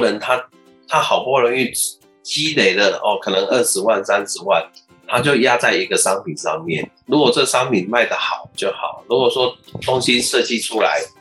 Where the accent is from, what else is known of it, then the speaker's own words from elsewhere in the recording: Taiwan; 我们台湾这边